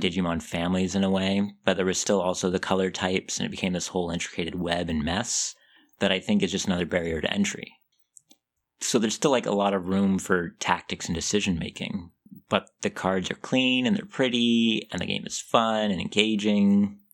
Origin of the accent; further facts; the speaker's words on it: Seattle, Washington, United States; I grew up in Seattle